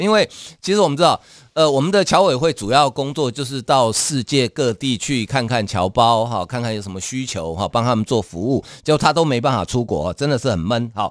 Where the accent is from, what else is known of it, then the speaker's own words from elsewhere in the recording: Taiwan; 我们台湾人会有一个习惯，要到庙里去抢头香